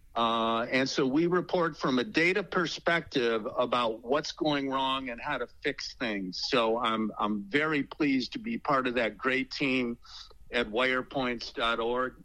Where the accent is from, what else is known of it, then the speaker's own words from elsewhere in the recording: Chicago, Illinois, United States; where I grew up on the South Side